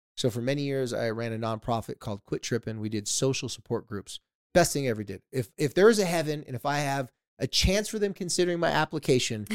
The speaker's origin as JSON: {"language": "English", "town": "San Diego", "region": "California", "country": "United States", "tie": "born or raised there", "said": "I grew up in San Diego"}